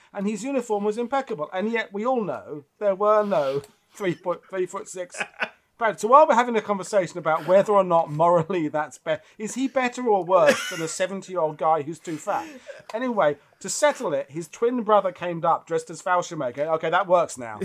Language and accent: English; United Kingdom; as a Brit, World War One is, it looms large in who we are